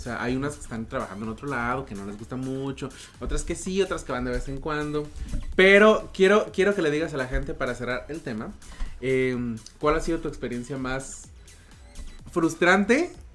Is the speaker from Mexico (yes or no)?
yes; Mexico; now in Vancouver, Canada; decimos mucho en México